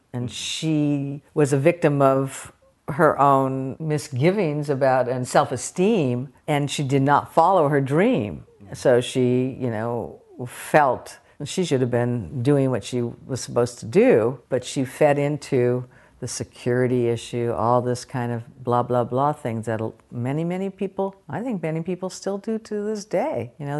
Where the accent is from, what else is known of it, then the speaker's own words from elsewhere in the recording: Palo Alto, California, United States; I grew up in the San Francisco Bay Area in Palo Alto, very privileged kind of middle-class existence, and more than an existence, it was a great place to grow up.